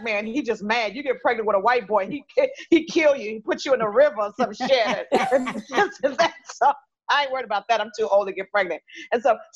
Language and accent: English; Los Angeles, California, United States; I'm from South Central